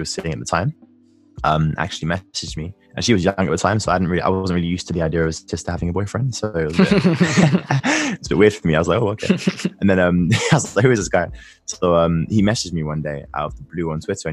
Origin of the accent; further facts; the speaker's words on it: London, United Kingdom; I grew up in Northwest London, and I've been living here since I was born.